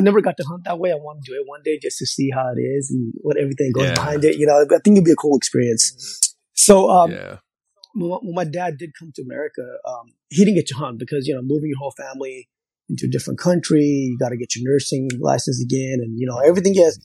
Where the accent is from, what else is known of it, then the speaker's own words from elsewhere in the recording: Southern California, United States; also born or lived in Pakistan; growing up in California is such a melting pot of diversity of ethnicity.